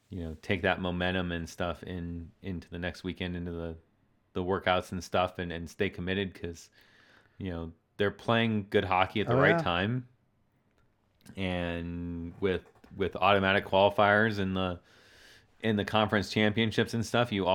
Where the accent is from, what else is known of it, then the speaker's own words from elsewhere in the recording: Colorado, United States; I just want to point out that we're both transplants from Colorado, and I've lived here just as long as he has.